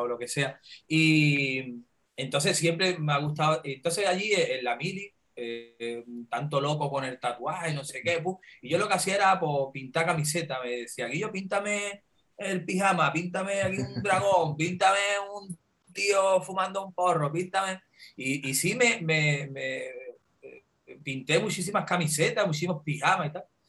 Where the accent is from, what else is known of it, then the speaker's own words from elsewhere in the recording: Andalusia, Spain; donde yo nací, eh, donde yo empecé a trabajar y, me he criado, el estudio de tatuaje más cerca yo lo tenía a una hora en coche